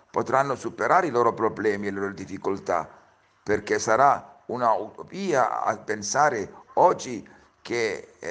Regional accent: Cyprus; born there; Io sono nato a Cipro come i miei genitori

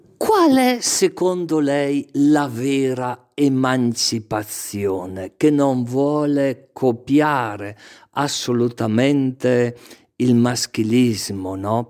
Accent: Castenedolo, Lombardy, Italy; il primo anno delle scuole elementari al mio paese, Castenedolo

